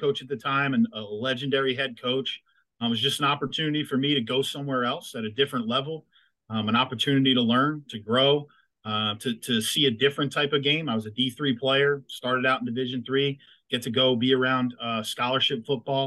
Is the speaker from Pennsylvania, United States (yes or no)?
yes; Chalfont, Pennsylvania, United States; I grew up in a town called Chalfont